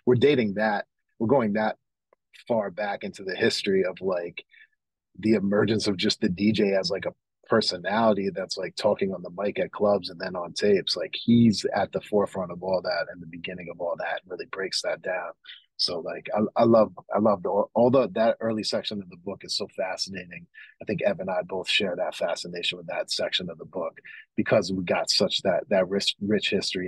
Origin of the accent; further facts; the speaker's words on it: New York, United States; also born or lived in Oakland, California; But as a music fan and a hip-hop fan growing up in New York, and as someone actually who was born in Oakland myself and has family from California